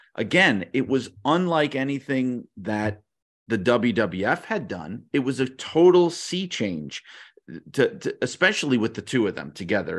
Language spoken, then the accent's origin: English; New York, United States; I grew up in New York, and I grew up in a very kind of working class neighborhood